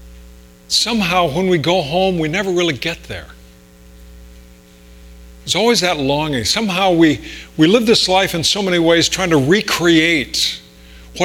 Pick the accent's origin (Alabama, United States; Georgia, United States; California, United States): California, United States; Riverside; moved away; I grew up in Riverside, could see all those mountains from there